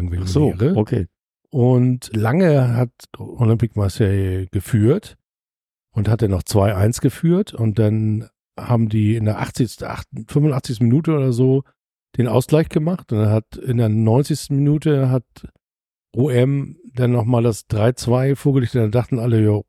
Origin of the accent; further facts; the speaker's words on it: Hamburg, Germany; Leute, ich komme zwar aus St. Pauli, ich habe das nie, aber guckt doch mal auf die andere Seite.